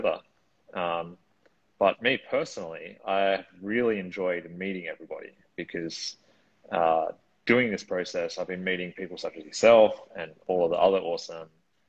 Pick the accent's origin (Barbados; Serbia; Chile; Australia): Australia; now in Lisbon, Portugal; I'm originally from Australia, but now I live citizen of the world, I guess you could call me. Currently in Lisbon, Portugal